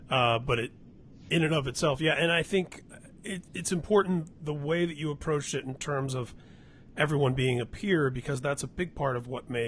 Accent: Midwest, United States; And for me as a kid growing up in the Midwest at the time, discovering all these different scenes all across the country

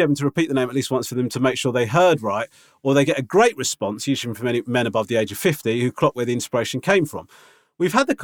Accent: England, United Kingdom; my mum and dad just thought it would help me growing up in England.

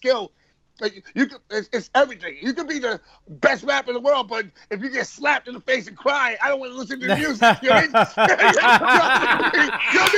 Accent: New York City, New York, United States; I come from Queens, and I'm mixed

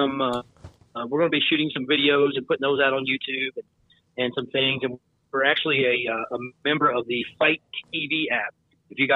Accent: Lake Cumberland area, Southern Kentucky, United States; also born or lived in Indiana; I lived in Indiana until I was 8 years old. And then we moved to Southern Kentucky

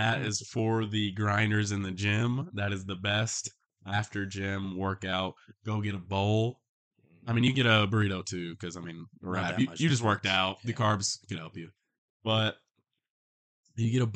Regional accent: Sparta, Tennessee, United States; My hometown Taco Bell

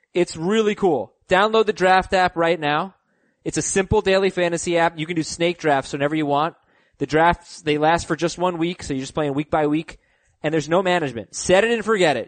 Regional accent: New York, United States; I'm a New Yorker.

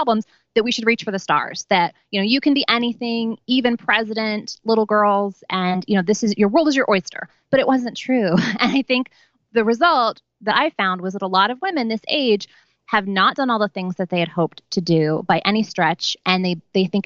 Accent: New York City, New York, United States; I grew up on St. Mark's Place between first and second. My parents moved there in 1973

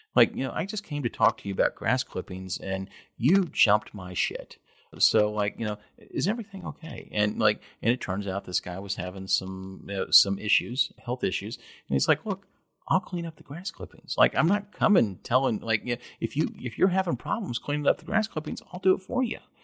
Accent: Kentucky, United States; also born or lived in Lexington; I grew up in Kentucky

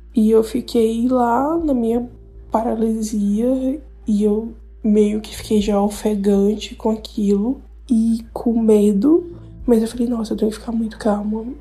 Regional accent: Piauí, Brazil; eu sou do Piauí

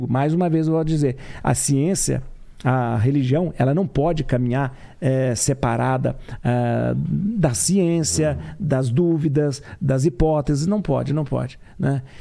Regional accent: Lavras, Minas Gerais, Brazil; sou de uma ah. cidade, Lavras, que é o sul de Minas.

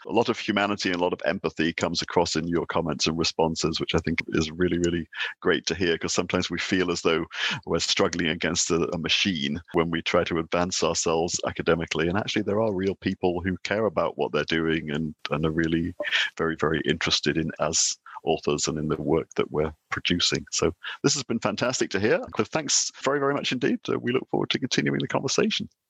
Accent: United Kingdom; now in Denmark; I'm British and I'm sitting here in Denmark, heading a Nordic Institute

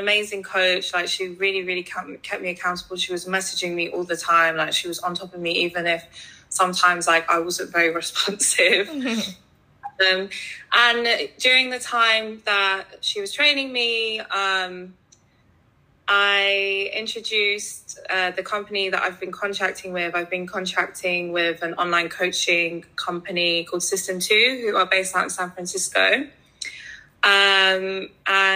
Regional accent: London, United Kingdom; I'm from London. I was born and raised here

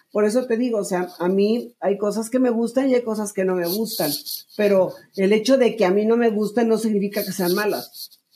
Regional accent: Monterrey, Nuevo León, Mexico; moved away as an adult; also born or lived in Mexico City; yo soy de Monterrey. De cuando yo dejé Monterrey y me fui a México a buscar mi carrera como cantante

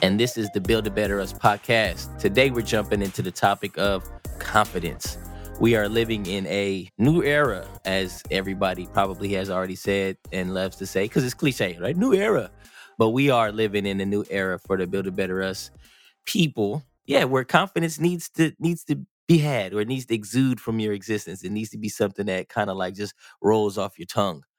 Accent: California, United States; moved away; I'm from California

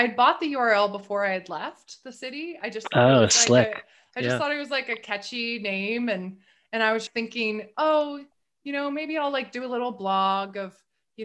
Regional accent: northern California, United States; also born or lived in Seattle; now in Maine, United States; I'm actually from way northern California, from a rural area, but way northern California.

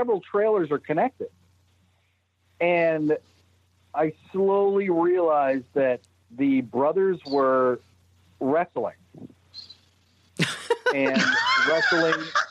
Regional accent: Brockton, Massachusetts, United States; accent: Boston; I come from Brockton

